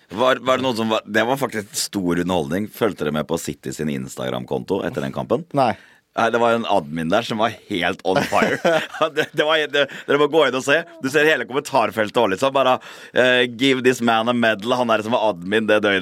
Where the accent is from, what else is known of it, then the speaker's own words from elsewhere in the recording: Fredrikstad, Østfold, Norway; født og oppvokst i Fredrikstad